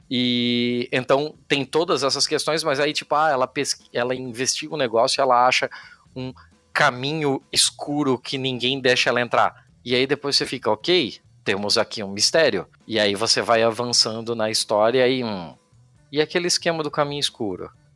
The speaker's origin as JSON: {"language": "Portuguese", "country": "Brazil", "said": "somos brasileiros"}